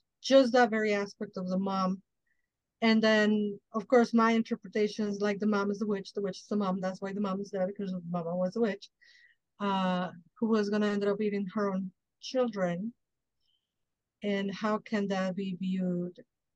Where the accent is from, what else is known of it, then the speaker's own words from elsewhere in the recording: Mexico; now in United States; I didn't grow up in the United States. I grew up in Mexico